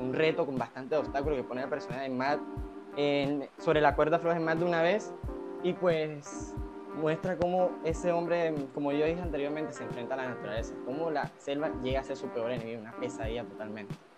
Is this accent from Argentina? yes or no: no; Colombia; nuestra literatura como colombianos